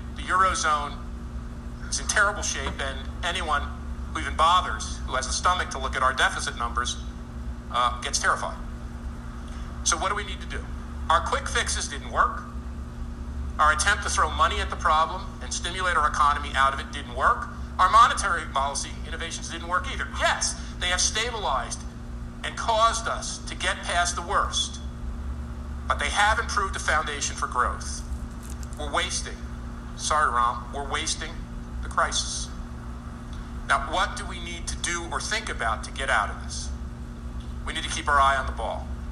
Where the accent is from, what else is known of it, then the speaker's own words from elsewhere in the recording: New Jersey, United States; I grew up totally Sopranos in New Jersey.